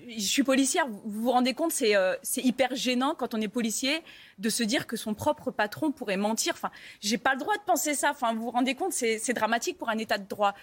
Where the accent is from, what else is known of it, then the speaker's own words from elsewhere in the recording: Paris, Île-de-France, France; je suis parisienne